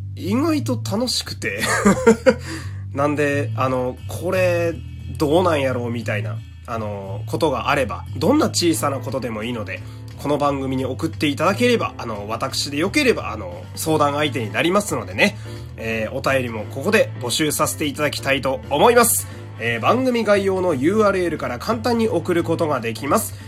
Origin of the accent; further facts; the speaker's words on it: Fukui, Japan; moved away; 自分の実家がある福井県